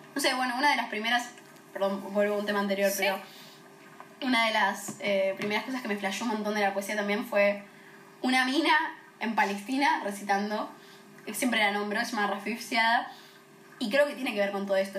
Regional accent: Temperley, Buenos Aires Province, Argentina; una piba de Temperley

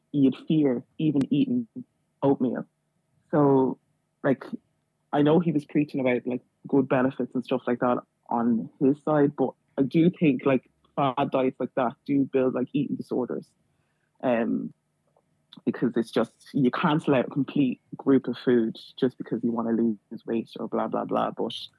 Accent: Dublin, Leinster, Ireland; Thanks. I'm from Dublin.

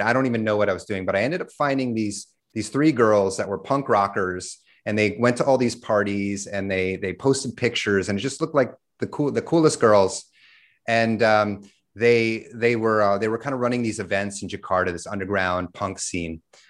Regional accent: New York, United States; also born or lived in California / Texas; So I'm originally from the States. I grew up in New York, lived all over the States from California to Texas, went to high school in Texas

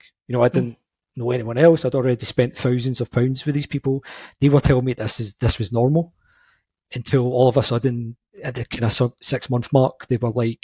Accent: Glasgow, Scotland, United Kingdom; I'm from Glasgow in Scotland.

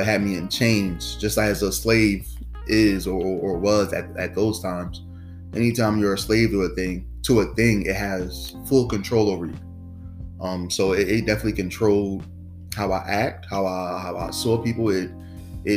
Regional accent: New Jersey, United States; I'm from New Jersey, and I serve in the teen ministry

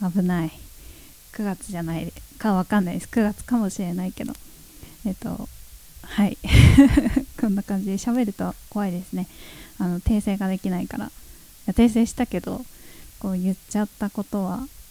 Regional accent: Sosa, Chiba, Japan; 地元ですね私が生まれ育った町千葉県匝瑳市

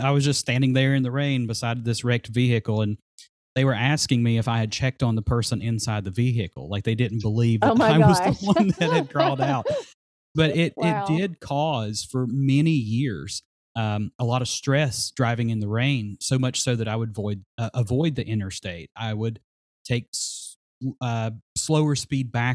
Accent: Glade Spring, Virginia, United States; my hometown of Glade Spring

